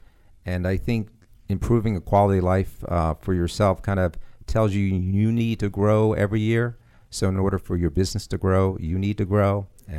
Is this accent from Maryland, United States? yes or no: yes; Maryland, United States; I'm from Maryland.